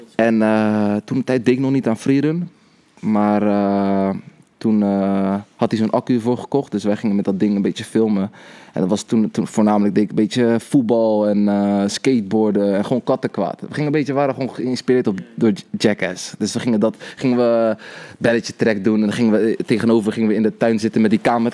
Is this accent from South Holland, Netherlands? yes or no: yes; Rotterdam, South Holland, Netherlands; geboren en getogen in Rotterdam